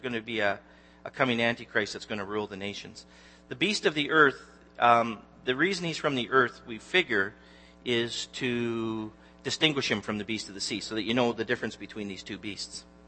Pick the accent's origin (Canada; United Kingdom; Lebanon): Canada; Newmarket, Ontario; I'm actually from Newmarket